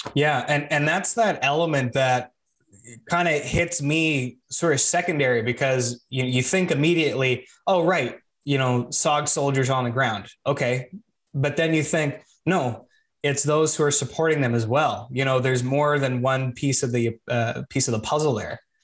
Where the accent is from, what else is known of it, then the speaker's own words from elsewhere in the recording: Canada; I'm Canadian